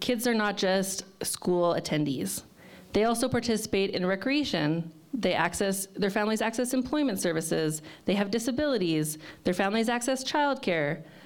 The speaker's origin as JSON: {"language": "English", "town": "Fort McMurray", "region": "Alberta", "country": "Canada", "tie": "born or raised there", "moved": "as an adult", "lives_now": "Lethbridge, Canada", "said": "I'm from Fort McMurray originally"}